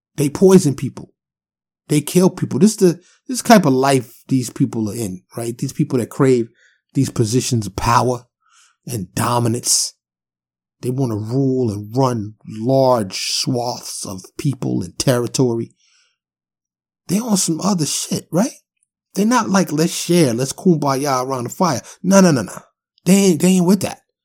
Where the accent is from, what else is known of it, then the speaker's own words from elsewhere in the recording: New York City, New York, United States; also born or lived in Harlem / South Bronx; growing up in New York City